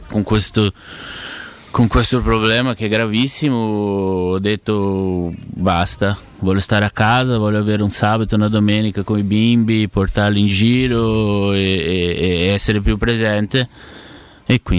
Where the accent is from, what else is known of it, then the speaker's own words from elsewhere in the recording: Ribeirão Preto, São Paulo, Brazil; also born or lived in Curitiba; now in Ribeirão Preto, Brazil; sono tornato a vivere nella mia città perché io vivevo a Coritiba, poi mi spostavo a San Paolo, adesso ho voluto tornare a Beron Preto